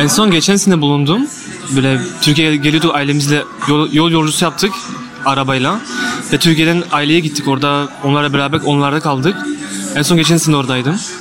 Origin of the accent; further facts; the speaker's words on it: Liège, Wallonia, Belgium; Liej'de Belçika'da doğdum.